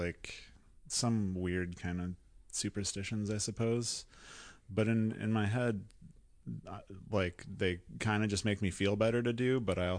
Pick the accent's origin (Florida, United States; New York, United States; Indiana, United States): Indiana, United States